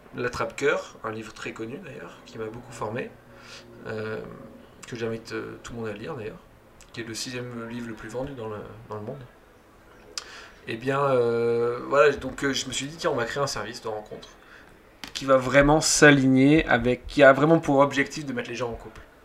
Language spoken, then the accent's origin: French; Toulouse, Occitania, France; moved away as an adult; now in Paris, France; je viens de Toulouse, moi je suis né à Toulouse. Très rapidement j'ai voulu quitter Toulouse